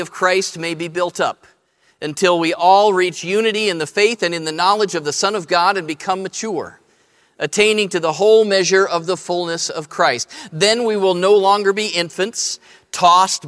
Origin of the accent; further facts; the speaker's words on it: Columbus, Ohio, United States; I grew up in Columbus.